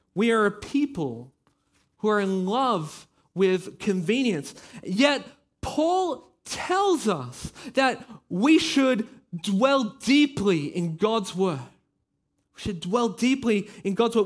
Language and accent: English; Australia; now in Belgium; I am Australian. Yeah, you can probably hear it in my voice